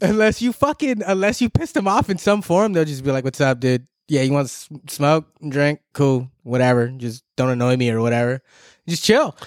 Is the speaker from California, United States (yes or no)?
yes; Southern California, United States; here, born and raised